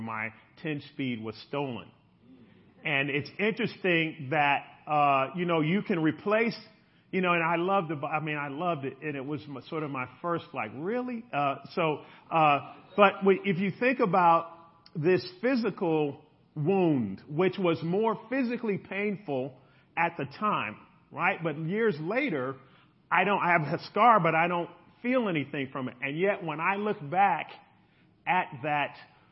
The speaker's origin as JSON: {"language": "English", "town": "Chicago", "region": "Illinois", "country": "United States", "tie": "born or raised there", "said": "We grew up in Chicago, and for those of you who know Chicago, big lake, beautiful lake shore, and we would ride from the south side all the way to downtown"}